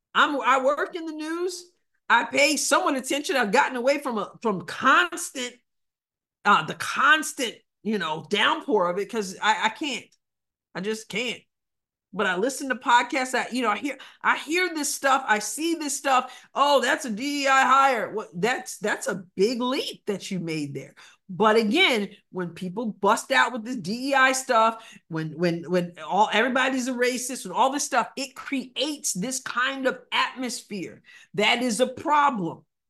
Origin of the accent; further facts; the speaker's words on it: New York City, New York, United States; growing up in Long Island, in New York City